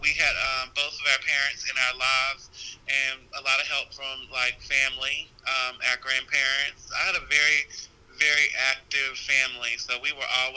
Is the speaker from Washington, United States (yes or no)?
no; Burlington, North Carolina, United States; I am from Burlington, North Carolina